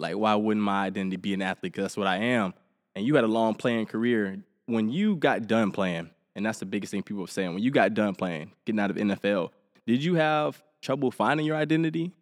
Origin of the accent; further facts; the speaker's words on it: Helena, Alabama, United States; I grew up in Helena, Alabama, small town.